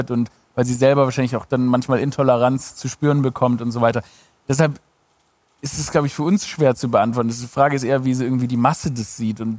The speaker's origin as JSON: {"language": "German", "region": "Baden-Württemberg", "country": "Germany", "lives_now": "Berlin, Germany", "said": "ich bin Schwabe in Berlin."}